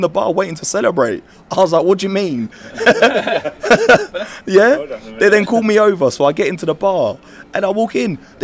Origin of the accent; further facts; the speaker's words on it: United Kingdom; we're British